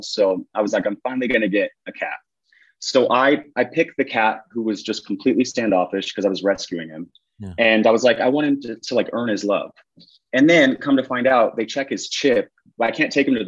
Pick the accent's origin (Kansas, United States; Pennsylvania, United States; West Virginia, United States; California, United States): Kansas, United States; where I grew up in Kansas, like a town of 600 people